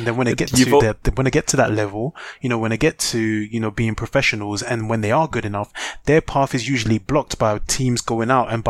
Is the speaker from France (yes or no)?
yes; France; now in England, United Kingdom; I grew up in France